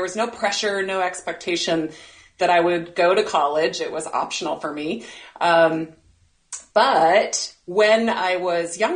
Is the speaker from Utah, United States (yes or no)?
yes; Provo, Utah, United States; now in San Diego, United States; I was born and raised in Provo, Utah.